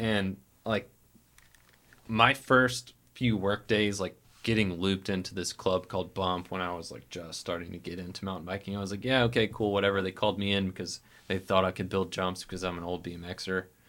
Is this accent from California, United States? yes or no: no; Montgomery, Alabama, United States; now in Birmingham, United States; I grew up in Montgomery